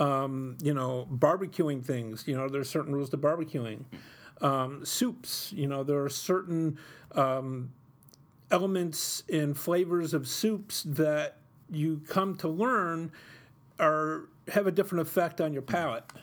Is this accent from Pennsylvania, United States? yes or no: no; Utica, New York, United States; when I was growing up in Utica in the 70s and 80s, we struggled financially